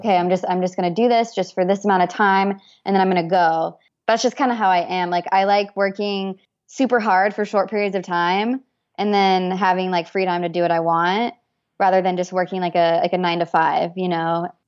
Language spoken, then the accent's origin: English; Boise, Idaho, United States; moved away as an adult; now in San Diego, United States; grew up in Boise, Idaho